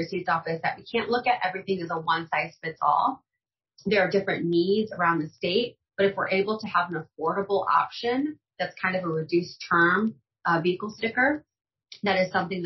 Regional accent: Granite City, Illinois, United States; I grew up in Granite City. So I did not grow up in a wealthy zip code.

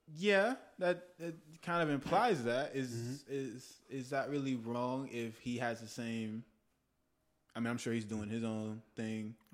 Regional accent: Texas, United States; now in Los Angeles, United States; I'm from Texas

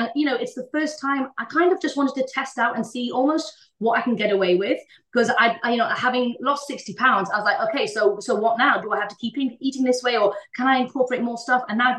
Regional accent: India; because I grew up in India, I wanted to make sure that I had some really good, authentic Indian stuff.

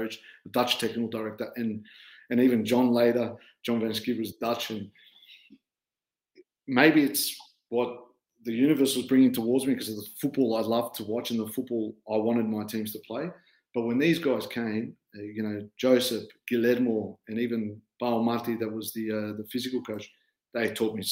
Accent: Australia; moved away as an adult; also born or lived in Netherlands; coming as an Aussie coach, where things were pretty streamlined in Australia

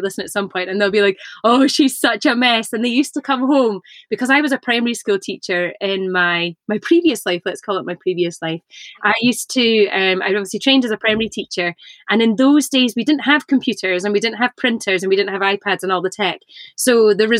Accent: Inverness, Scotland, United Kingdom; I grew up in Inverness in the north of Scotland

